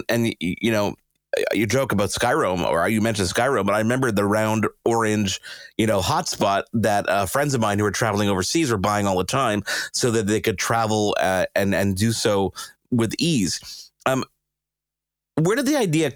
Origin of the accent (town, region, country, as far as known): Canada